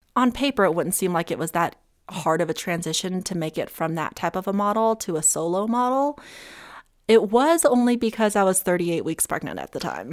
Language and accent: English; Summit County, Colorado, United States; also born or lived in Monterey, California / Los Angeles, California; I grew up with in Summit County